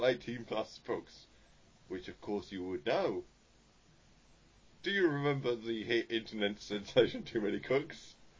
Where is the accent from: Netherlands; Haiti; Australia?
Australia; And I'm not even actually from London, I'm from Australia, which is why earlier I said Bonzer